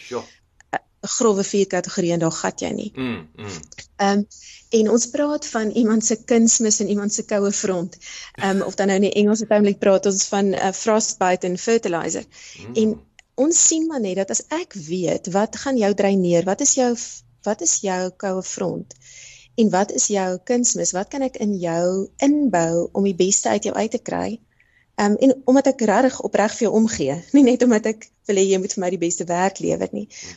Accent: South Africa; daai geleentheid het my kom vang hier so in Suid-Afrika

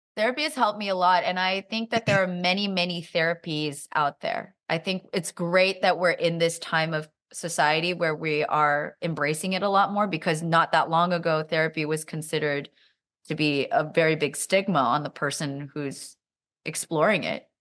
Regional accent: Silicon Valley, California, United States; I'm also from Silicon Valley

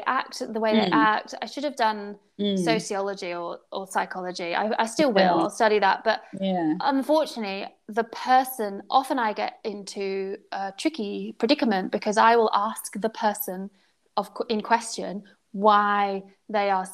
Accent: United Kingdom; being British

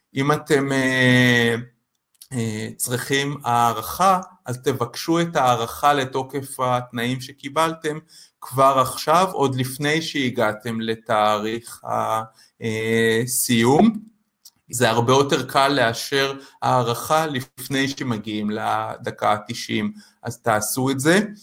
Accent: Israel; לנו כישראלים

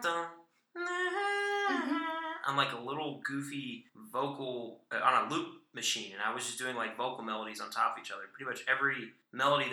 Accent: Chattanooga, Tennessee, United States; right here in my hometown

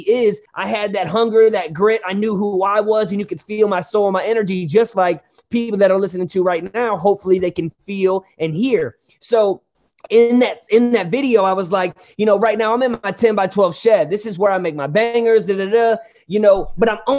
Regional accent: Hazelwood, Missouri, United States; also born or lived in Hollywood, California; I'm from St. Louis, but Hazelwood, it's a town in St. Louis

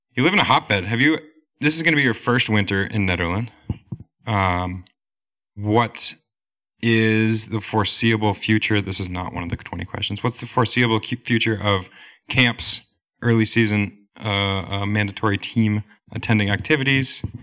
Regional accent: New Hampshire, United States; also born or lived in Vermont; I'm proudly born and raised in New Hampshire

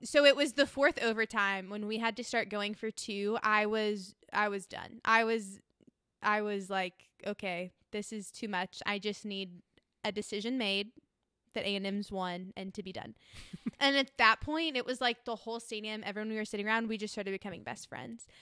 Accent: Austin, Texas, United States; moved away; also born or lived in Scottsdale, Arizona; I was born in Scottsdale, Arizona, but quickly went to Texas. And, uh, grew up in Austin

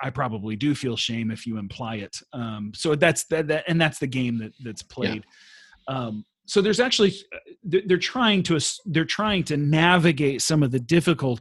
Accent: Texas, United States; moved away as an adult; also born or lived in North Africa / Central Asia; now in Sweden; I am a Texan.

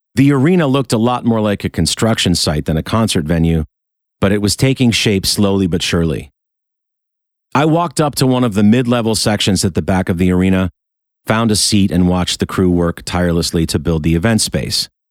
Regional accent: Rochester, New York, United States; my hometown of Rochester, New York

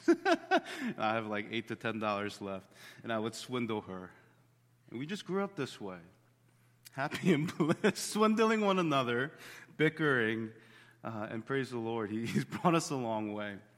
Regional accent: Bensalem, Pennsylvania, United States; we grew up in Ben Salem behind the strip mall

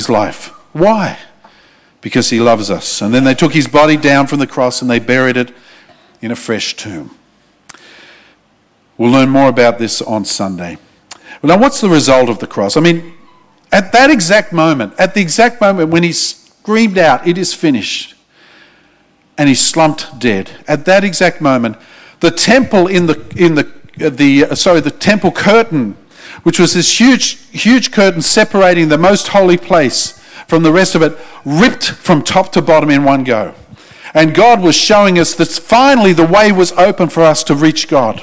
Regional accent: Australia; I'm an Australian

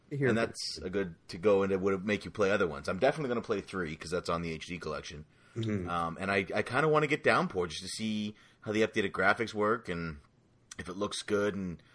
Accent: Canada

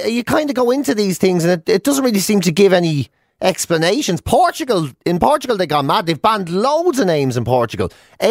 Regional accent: Ireland; accent: Irish

